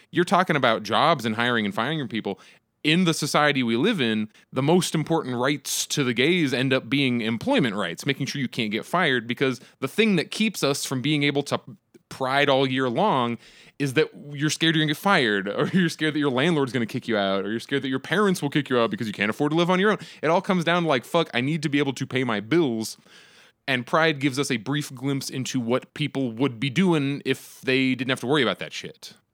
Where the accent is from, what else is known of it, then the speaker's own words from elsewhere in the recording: Phoenix, Arizona, United States; I'm from Phoenix, that's where I live